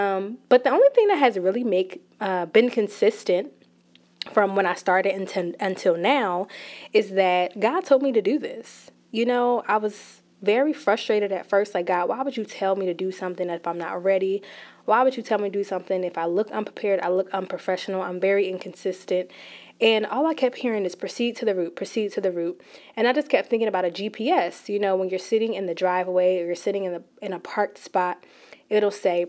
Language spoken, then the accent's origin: English; New Jersey, United States; I am a millennial. I'm from New Jersey